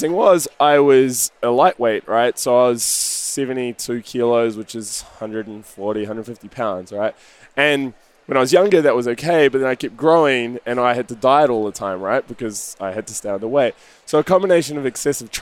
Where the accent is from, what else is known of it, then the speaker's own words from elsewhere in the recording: New Zealand; moved away as an adult; also born or lived in Sydney; I grew up in New Zealand. I was there until I was 20, 21